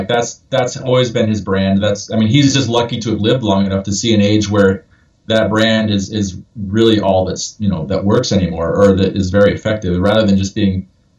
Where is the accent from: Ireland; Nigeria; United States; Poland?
Ireland; Like, I'm an Irish person, and this I can tell you for a fact, this is not how it is to be Irish.